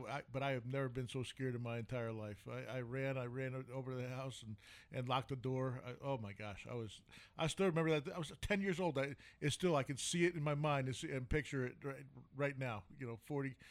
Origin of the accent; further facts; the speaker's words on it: New York, United States; now in Mesa, United States; growing up in New York